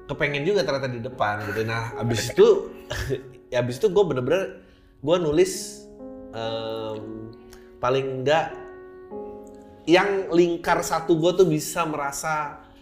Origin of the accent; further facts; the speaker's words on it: Jakarta, Indonesia; born there; sangat Jakarta banget ya karena gue lahir di Jakarta